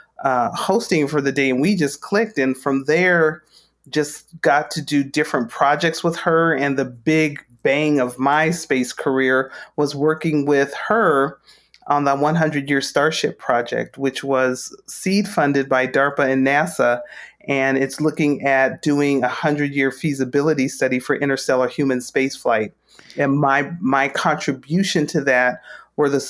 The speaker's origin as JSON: {"language": "English", "town": "Las Cruces", "region": "New Mexico", "country": "United States", "tie": "born or raised there", "said": "I grew up in Las Cruces, New Mexico, born and raised"}